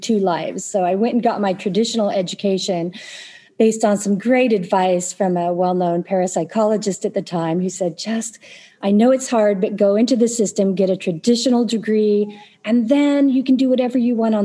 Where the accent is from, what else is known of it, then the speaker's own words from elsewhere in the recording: Tulsa, Oklahoma, United States; I was born in Tulsa. I lived most of my life here